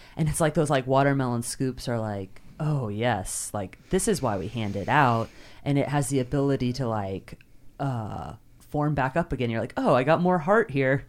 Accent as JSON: {"language": "English", "region": "Kentucky", "country": "United States", "tie": "born or raised there", "said": "I grew up in Kentucky"}